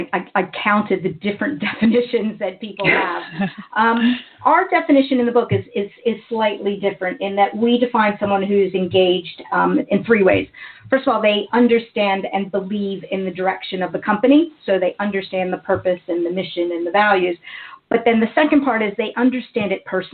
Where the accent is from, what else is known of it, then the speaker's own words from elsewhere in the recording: United States; accent: American; moved away as an adult; now in United Kingdom; You can probably tell by my accent that I am American